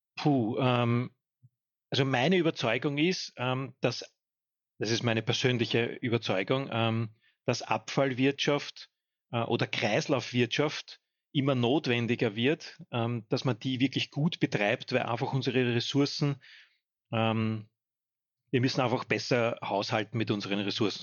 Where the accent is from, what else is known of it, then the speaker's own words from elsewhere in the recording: home municipality in Lower Austria, Austria; in meiner Heimatgemeinde